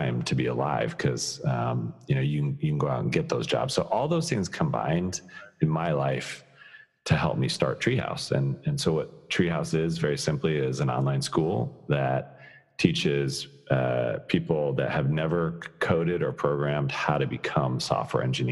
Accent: Colorado, United States; I'm born and raised in Colorado

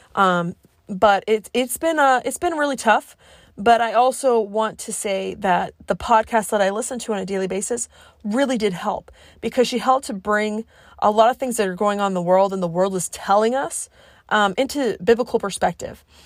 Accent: Cape Cod, Massachusetts, United States; also born or lived in Colorado; because I grew up in Massachusetts, I tend to speak fast.

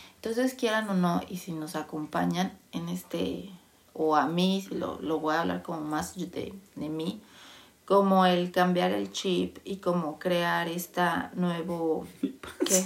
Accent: Mexico; moved away as an adult; nací en México

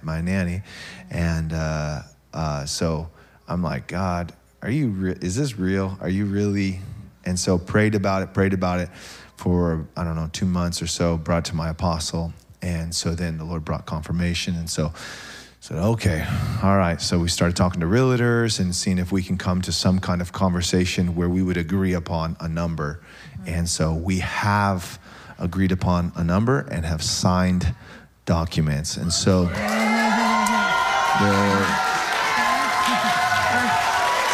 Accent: Tacoma, Washington, United States; I'm from Tacoma

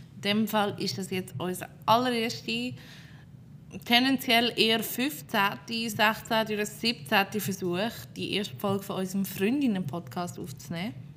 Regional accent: Fricktal, Aargau, Switzerland; Ich komme aus einem kleinen Kratte im Fricktal

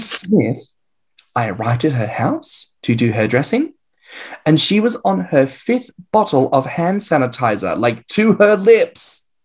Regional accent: Australia; now in England, United Kingdom; as an Australian living in England, I am an immigrant

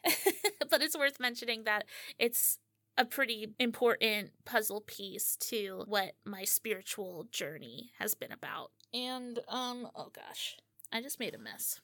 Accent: Pocono Mountains, Pennsylvania, United States; am from the Pocono Mountains of Pennsylvania. Yeah, it, this is where I was born and raised

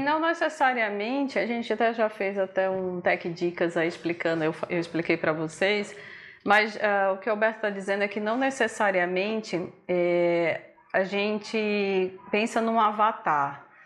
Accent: Northeast Region, Brazil; Somos nordestinos

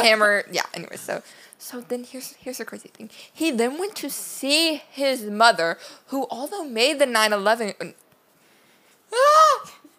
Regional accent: Louisiana, United States; we're all from Louisiana

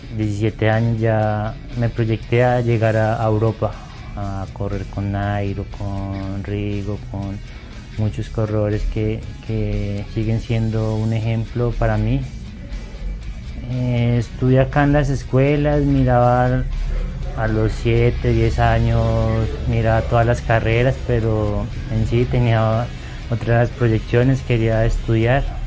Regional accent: Huila, Colombia; moved away; also born or lived in Antioquia / El Carmen de Viboral

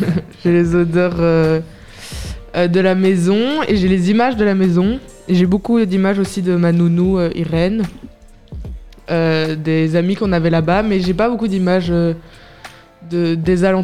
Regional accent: Dakar, Senegal; born there; je suis née au Sénégal, oui, à Dakar.

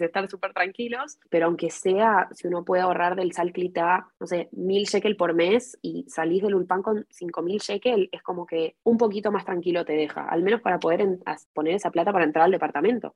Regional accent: Buenos Aires, Argentina; moved away as an adult; also born or lived in Santiago, Chile; now in Ramat Gan, Israel; yo nací en Chile y fui al Instituto Hebreo hasta los 11, mm, o sea, en Santiago, y después me mudé a Buenos Aires y fui a Buber hasta que terminé el secundario.

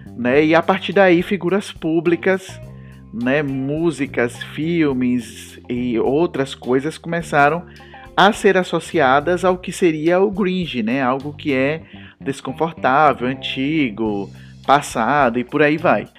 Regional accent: Feira de Santana, Bahia, Brazil; eu sou do sertão, eu sou de Feira de Santana, uma cidade sertaneja

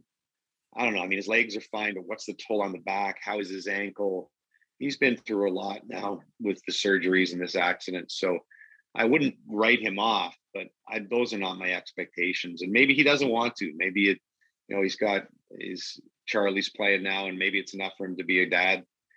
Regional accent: Canada; as a Canadian

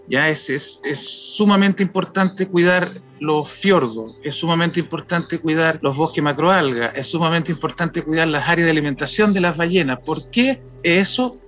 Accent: Chile; nosotros como chilenos

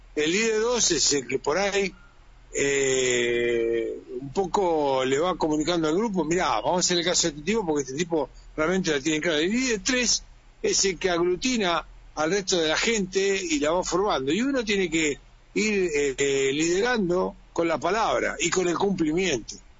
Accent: Argentina

